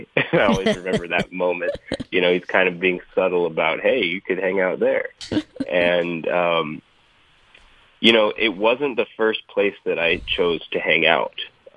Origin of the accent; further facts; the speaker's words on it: Rhode Island, United States; moved away as an adult; now in Atlanta, United States; I grew up here. Yeah, I am visiting family right now in Rhode Island, way up north, so, you know, sometimes we get called the Yankee down there in Atlanta.